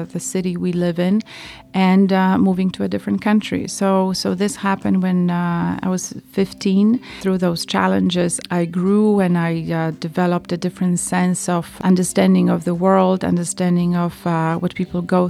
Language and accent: English; Poland; I was born in Poland in 1972